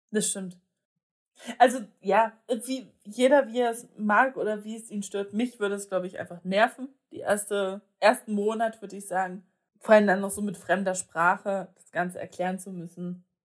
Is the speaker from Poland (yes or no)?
yes; Poland; wenn ich gesagt habe, ich bin Polin und dann gesagt wurde, ja, sag doch mal was auf Polnisch.